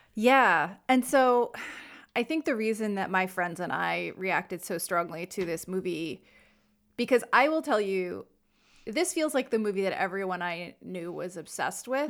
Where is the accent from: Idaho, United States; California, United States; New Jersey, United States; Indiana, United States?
New Jersey, United States; we're from New Jersey